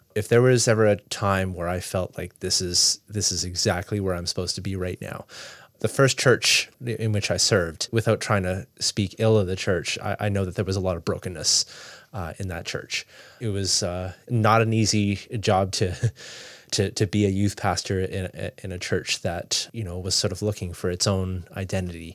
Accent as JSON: {"language": "English", "town": "Toronto", "region": "Ontario", "country": "Canada", "tie": "born or raised there", "also_born_or_lived": "Nova Scotia", "moved": "as an adult", "lives_now": "Fredericton, Canada", "said": "I grew up in Toronto, big city."}